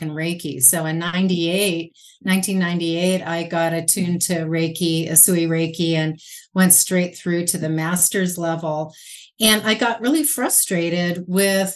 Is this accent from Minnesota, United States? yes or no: no; Los Angeles, California, United States; now in Spokane, United States; I was raised in Southern California.